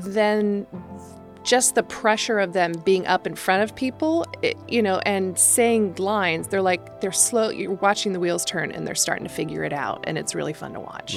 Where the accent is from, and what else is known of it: Placerville, California, United States; born or raised there; also born or lived in San Francisco, California